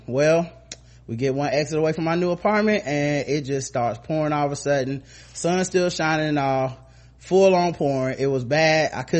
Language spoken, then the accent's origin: English; Cleveland, Ohio, United States; I was born and raised in Cleveland, and the fact that they decided to do the RNC here pissed me and the whole city off.